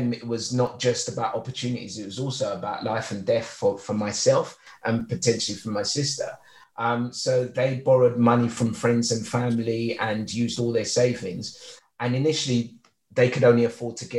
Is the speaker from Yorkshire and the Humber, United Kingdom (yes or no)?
no; London, United Kingdom; also born or lived in Lagos, Nigeria; growing up in East London, I came over in 1976